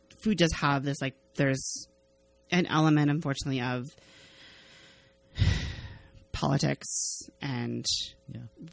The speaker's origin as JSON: {"language": "English", "region": "Arizona", "country": "United States", "tie": "born or raised there", "said": "growing up in Arizona"}